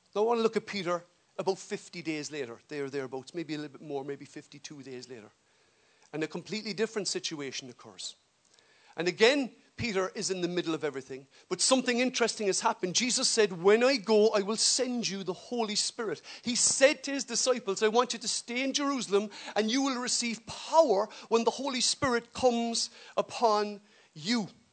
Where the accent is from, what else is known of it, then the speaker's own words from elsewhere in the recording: Ireland; as we say in Irish.